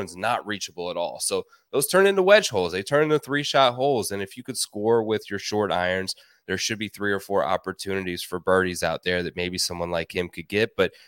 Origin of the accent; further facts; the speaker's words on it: New York, United States; Familiar with Northeast golf, you know, growing up in New York.